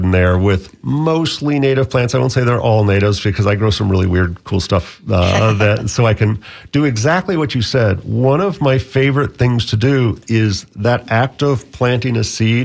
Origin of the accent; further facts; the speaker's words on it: Bahamas; now in Florida, United States; I grew up in the Bahamas as a teenager, and so I learned a lot of the Caribbean plants